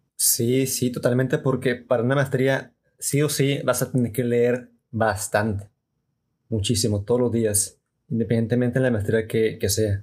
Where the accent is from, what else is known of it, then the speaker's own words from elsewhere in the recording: Mexico; como mexicanos y tal vez como latinoamericanos